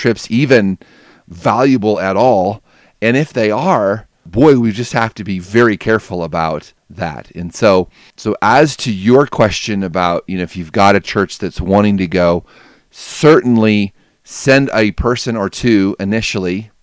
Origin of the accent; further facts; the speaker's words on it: United States; us Americans